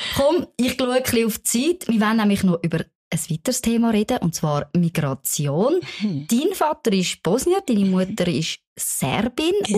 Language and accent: German; Switzerland; die Schweiz ist meine Heimat.